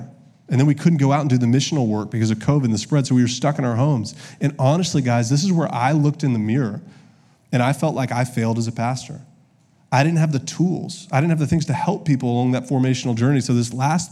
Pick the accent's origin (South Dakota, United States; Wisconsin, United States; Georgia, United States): Georgia, United States; Augusta; also born or lived in Columbus, Ohio; now in Little Rock, United States; I'm from Augusta, Georgia.